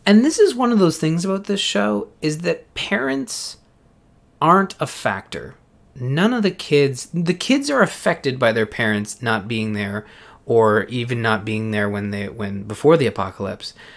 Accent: Canada; as a Canadian

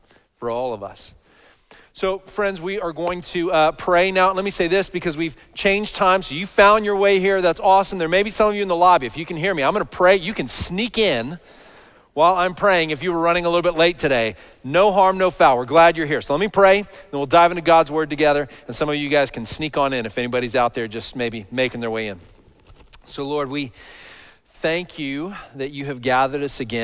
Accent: Dallas, Texas, United States; I grew up in Dallas, so all over this big city, all over the Metroplex

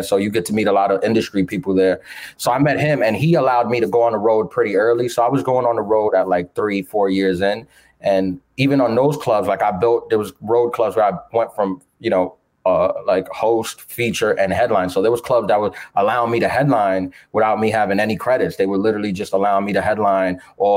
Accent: New York City, New York, United States; I was born and raised in Queens, New York

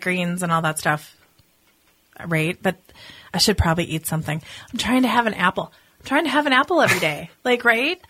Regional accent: Minneapolis, Minnesota, United States; I'm from Minneapolis

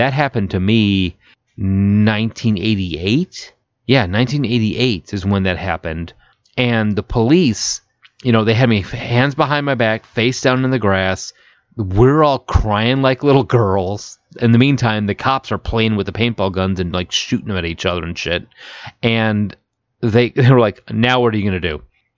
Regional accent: Chicago area, Illinois, United States; drove me from where we lived to downtown Chicago where my grandparents lived

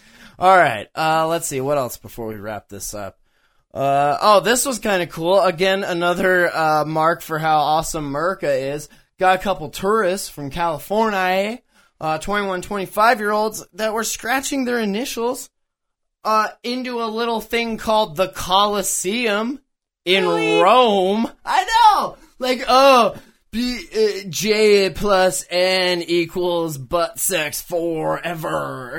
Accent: Canada; when I travel abroad, I have to tell people I'm motherfucking Canadian.

